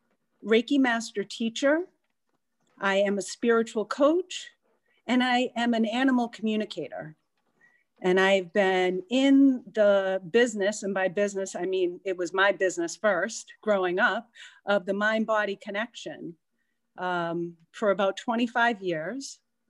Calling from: Martha's Vineyard, Massachusetts, United States; So I am calling in from Martha's Vineyard. It's feel very blessed to be here.

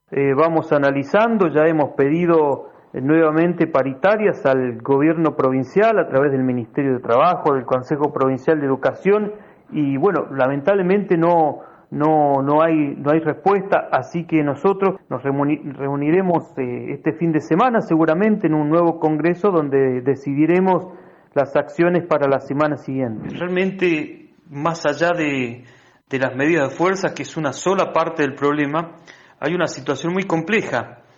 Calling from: Río Gallegos, Santa Cruz, Argentina; soy secretario general de ADOSAP, Asociación Docente de Santa Cruz y me encuentro en la localidad de Río Gallegos, eh, eh, capital provincial.

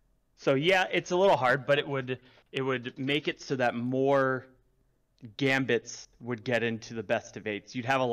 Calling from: Maryland, United States; Just outside D.C. in Maryland.

